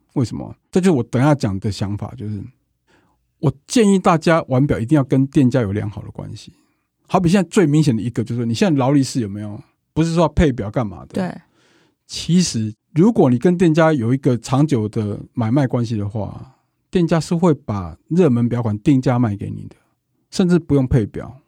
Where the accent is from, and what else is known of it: Taiwan